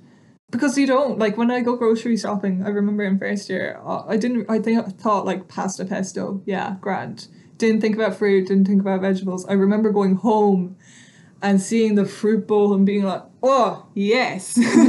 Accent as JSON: {"language": "English", "country": "Estonia", "moved": "yes", "said": "because I'm originally from Estonia, so in my early teenage years, we used to go and spend the whole summers in Estonia"}